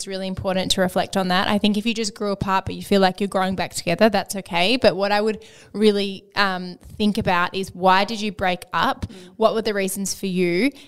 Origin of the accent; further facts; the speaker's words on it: Melbourne, Victoria, Australia; I'm from Melbourne, but I'm currently on exchange in Scotland for the semester for uni.